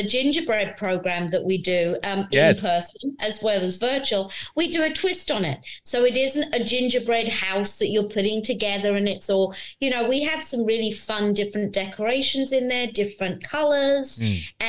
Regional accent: United Kingdom; now in United States; me being British, but in America

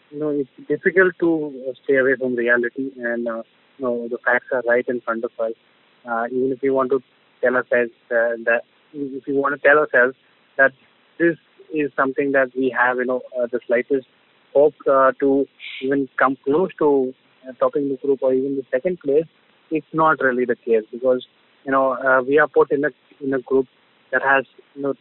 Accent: India; hopes are high as an Indian

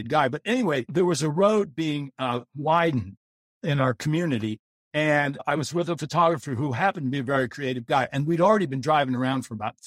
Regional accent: Baltimore, Maryland, United States; When I grew up in Baltimore, my mom and dad moved down there to get married.

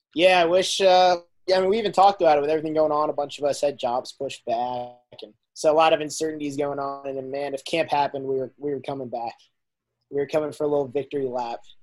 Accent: Shrewsbury, Massachusetts, United States; moved away as an adult; also born or lived in Alabama; I'm from Shrewsbury, Massachusetts, and I just graduated from the University of Alabama

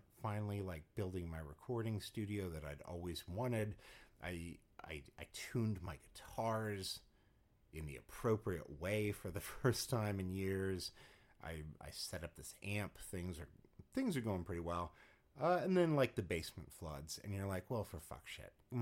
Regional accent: Los Angeles, California, United States; moved away; I'm from Los Angeles

